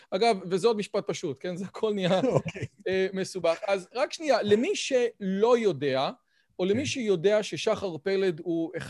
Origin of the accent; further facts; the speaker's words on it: Israel; also born or lived in Scotland; אני נולדתי בארץ וגדלתי תקופה מסוימת בחיי בסקוטלנד.